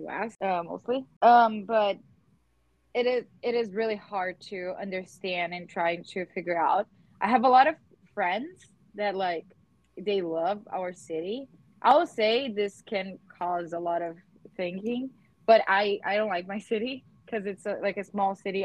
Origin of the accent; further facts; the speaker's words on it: Teutônia, Rio Grande do Sul, Brazil; now in Potomac, United States; I live in Potomac, Maryland, in the US. But I am from south of Brazil, Teutônia, Rio Grande do Sul.